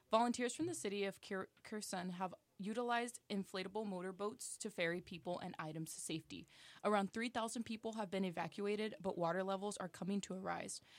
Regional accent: San Diego, California, United States; now in Davis, United States; I'm actually going back home to San Diego

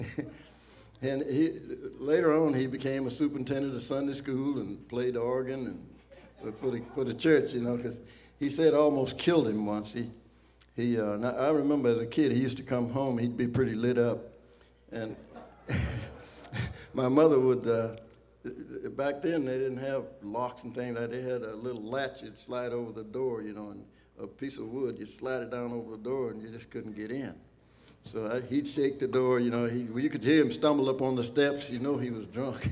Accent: Arkansas, United States; I was born in Arkansas

